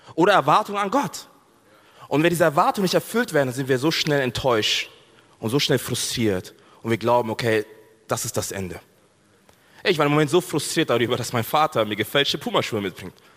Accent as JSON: {"language": "German", "region": "Bavaria", "country": "Germany", "said": "ich komme aus Bayern."}